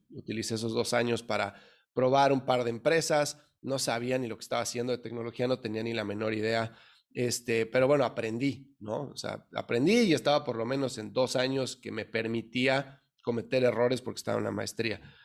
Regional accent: Mexico City, Mexico; moved away as an adult; now in United States; yo soy mexicano de la Ciudad de México, nací, crecí en el DF

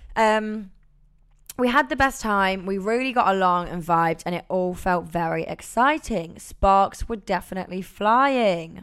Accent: Nottingham, East Midlands, United Kingdom; now in London, United Kingdom; I'm from Nottingham living in London

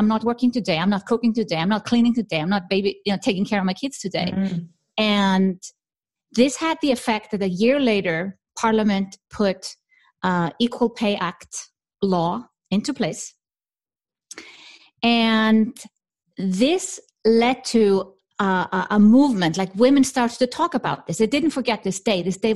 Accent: Iceland; now in Switzerland; I'm from Iceland

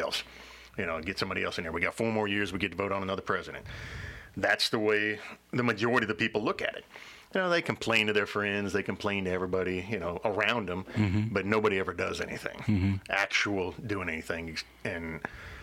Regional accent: Missouri, United States; also born or lived in Gonzales, Louisiana / Arizona; now in Prairieville, United States; I was born in Missouri. I moved down here in 83.

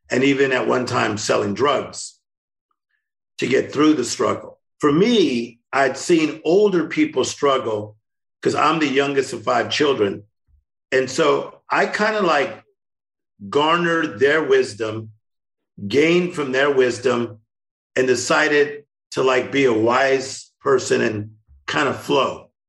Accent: Compton, California, United States; Kendrick Lamar, Tim Storey, we're all from Compton. Yeah. So I was born there.

